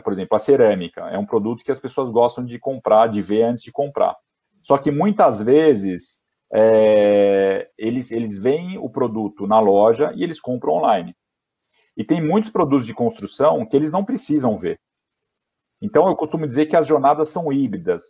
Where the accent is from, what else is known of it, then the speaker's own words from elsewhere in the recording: São Paulo, Brazil; moved away as an adult; nasci em São Paulo, né? Eu nasci na zona norte de São Paulo